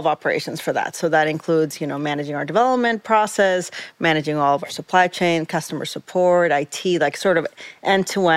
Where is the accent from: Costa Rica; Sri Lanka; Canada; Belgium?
Costa Rica; moved away as an adult; now in New York, United States; I'm originally from Costa Rica, so Central America. I grew up there my whole life